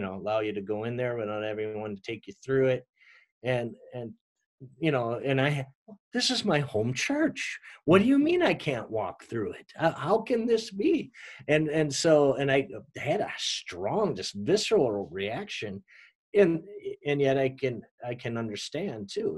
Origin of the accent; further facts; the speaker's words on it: Minneapolis, Minnesota, United States; this church that I told you that I grew up in in Minneapolis